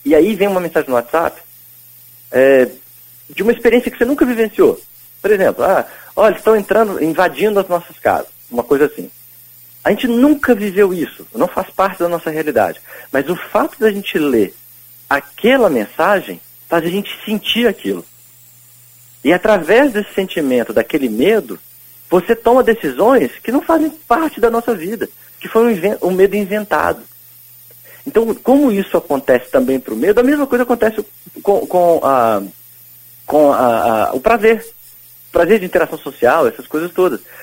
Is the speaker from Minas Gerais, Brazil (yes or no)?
yes; Pouso Alegre, Minas Gerais, Brazil; eu também sou de Pouso tipo, Alegre